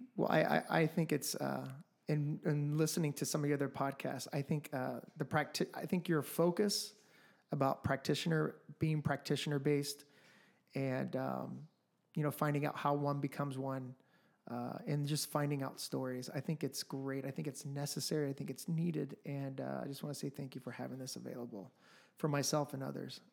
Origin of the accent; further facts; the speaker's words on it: Midwest, United States; also born or lived in Los Angeles, California / Colombia (ancestry); now in Phoenix, United States; I'm from the Midwest. I lived in L A for about ten years. Um, my family's from Colombia.